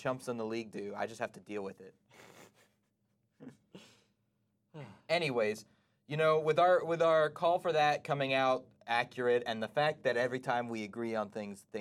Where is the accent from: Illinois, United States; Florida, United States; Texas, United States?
Florida, United States; we're from Florida